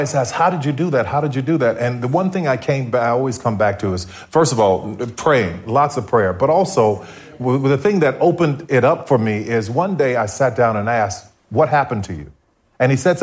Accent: New Orleans, Louisiana, United States; growing up in New Orleans

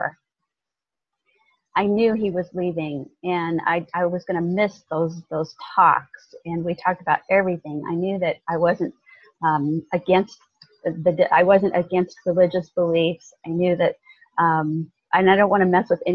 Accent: Southern Illinois, United States; also born or lived in Kentucky; now in Carefree, United States; being born in a little town in Kentucky mm-hmm. and not having a dad. It was my mom and her parents and me, and then growing up in Southern Illinois

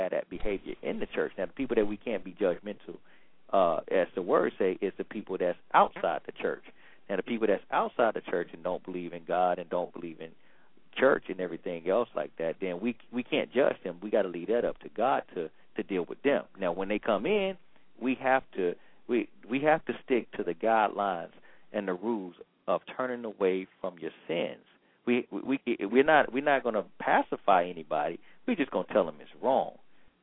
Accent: Georgia, United States; I'm from Georgia

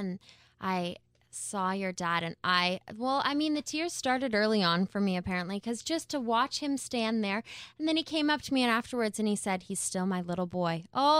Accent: Canada; I would like that to read proudly Canadian from now on.

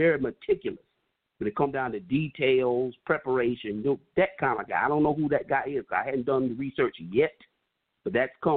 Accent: New York, United States; I'm from New York.

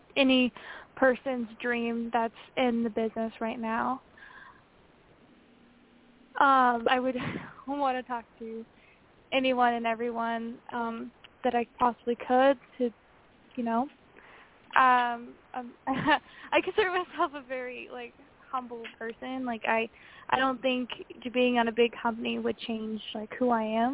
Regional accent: Santa Maria, California, United States; my hometown at Santa Maria

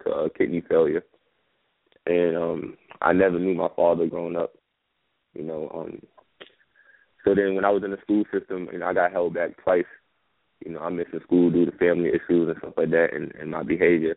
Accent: New York, United States; I come from New York, so you know we dance in New York

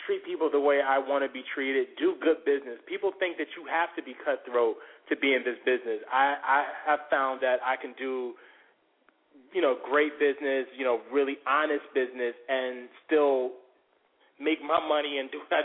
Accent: Norfolk, Virginia, United States; I'm from Norfolk originally, and then I went to high school in Virginia Beach, but that's my stomping ground, 757

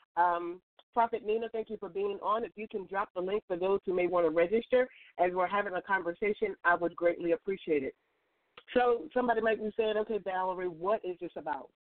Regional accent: West Point, Virginia, United States; moved away; West Point is where I grew up as a child

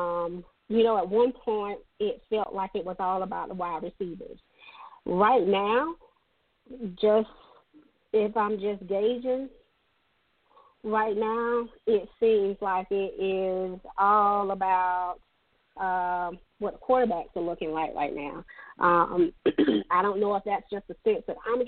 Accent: the Midlands, South Carolina, United States; I'm from the Midlands here on, you know, this side. So, of course, Dutch Fork is the school on my side

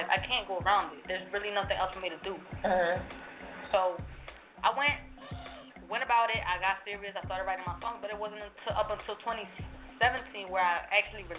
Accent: Philadelphia, Pennsylvania, United States; also born or lived in Puerto Rico; I was born and raised in Philly

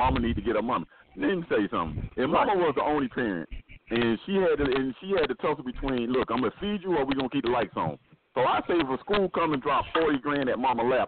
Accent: Miami, Florida, United States; I'm from Miami

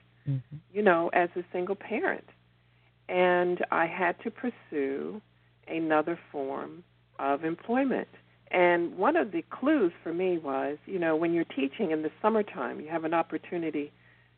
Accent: New York City, New York, United States; also born or lived in Long Island; I was born and raised in the Bronx

